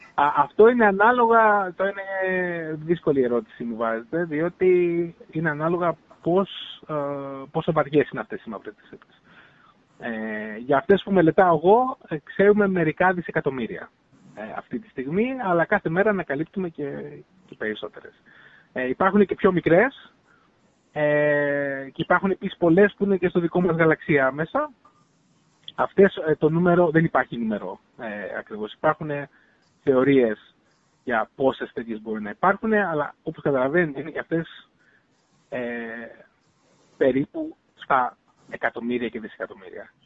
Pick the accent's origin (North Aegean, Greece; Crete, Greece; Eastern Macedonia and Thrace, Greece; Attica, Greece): Crete, Greece; Heraklion; moved away as an adult; also born or lived in Patras; now in Finland; εγώ γεννήθηκα και μεγάλωσα στο Ηράκλειο. Στο κέντρο, πόλη Ηράκλειο